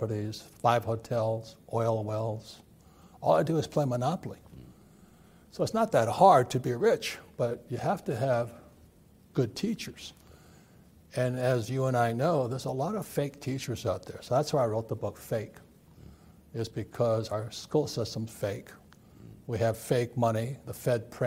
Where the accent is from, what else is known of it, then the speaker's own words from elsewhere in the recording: Hawaii, United States; I grew up in Hawaii, a fourth generation Japanese American